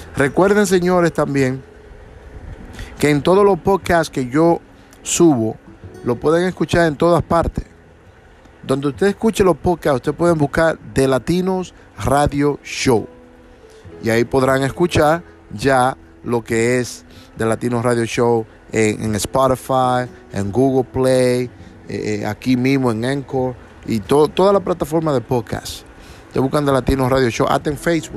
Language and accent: Spanish; Dominican Republic; moved away; mi país, República Dominicana